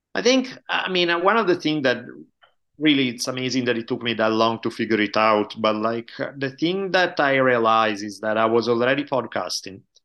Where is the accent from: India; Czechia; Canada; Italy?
Italy; moved away as an adult; also born or lived in United States; now in California, United States; I grew up in Italy until I was eighteen years old. moved to U S back in ninety-two